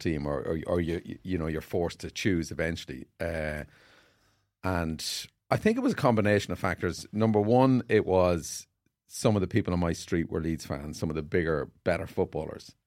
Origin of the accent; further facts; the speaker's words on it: Carrickmacross, County Monaghan, Ireland; I played on the street in Carrickmacross in my hometown.